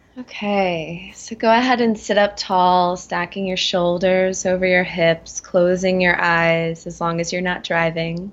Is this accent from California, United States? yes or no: no; Florida, United States; moved away as an adult; also born or lived in Atlanta / Colorado; I was raised in Florida